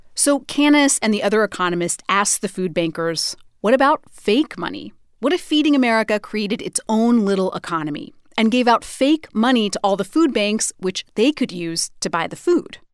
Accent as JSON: {"language": "English", "region": "Idaho", "country": "United States", "tie": "born or raised there", "said": "Idaho, my home state"}